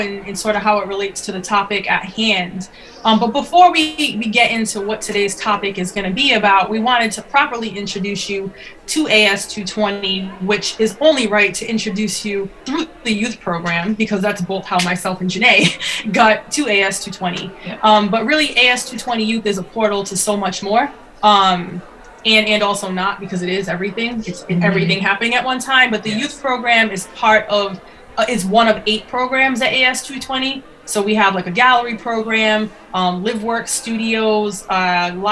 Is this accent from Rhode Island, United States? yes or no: yes; Rhode Island, United States; we're from Rhode Island.